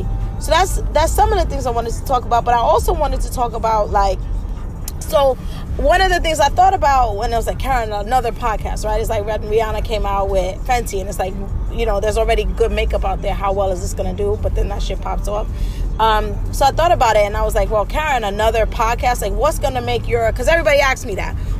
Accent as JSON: {"language": "English", "town": "New York City", "region": "New York", "country": "United States", "tie": "born or raised there", "said": "I'm from the Bronx, like born and raised"}